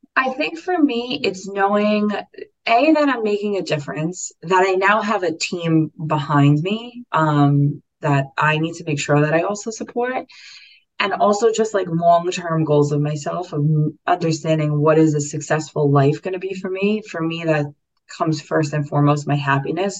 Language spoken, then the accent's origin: English; New York City, New York, United States; I grew up in Staten Island. So I grew up in New York